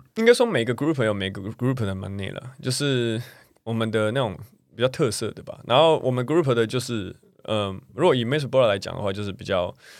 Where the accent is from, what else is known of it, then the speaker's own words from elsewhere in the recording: Taiwan; 我们台湾人